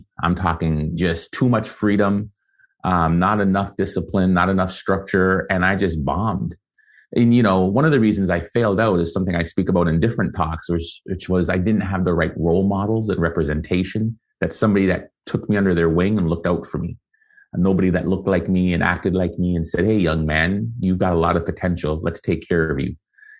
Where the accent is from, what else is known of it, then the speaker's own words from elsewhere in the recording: Canada; also born or lived in Guyana; I was born in Guyana, South America. And so spent the first 5 years there, came and emigrated to Canada with my family.